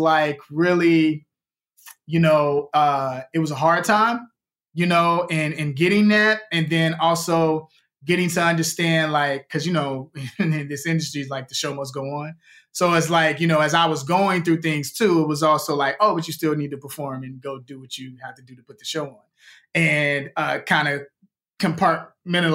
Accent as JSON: {"language": "English", "town": "Chicago", "region": "Illinois", "country": "United States", "tie": "born or raised there", "moved": "yes", "lives_now": "Los Angeles, United States", "said": "when I was a kid growing up in Chicago"}